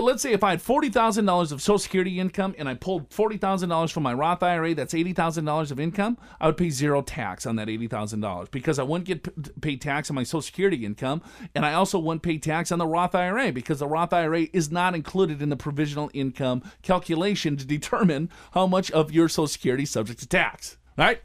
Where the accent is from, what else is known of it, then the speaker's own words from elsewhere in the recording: Robbinsdale, Minnesota, United States; I grew up in Robbinsdale, which is, uh, the first suburb right outside of North Minneapolis.